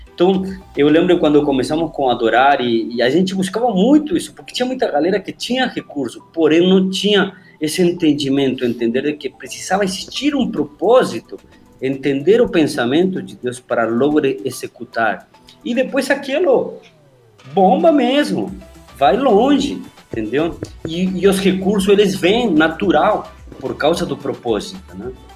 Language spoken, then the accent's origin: Portuguese; Argentina; moved away; also born or lived in Buenos Aires; eu vim aqui em Buenos Aires, pô, eu sou do interior, eu moro lá nas montanhas.